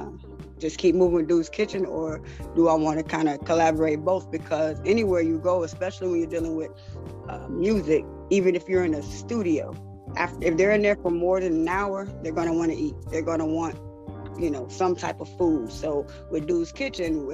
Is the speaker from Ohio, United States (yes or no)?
no; Florida, United States; moved away as an adult; also born or lived in Atlanta; now in Gwinnett County, United States; I'm from Florida, but I'm here in Atlanta. I moved here in 2016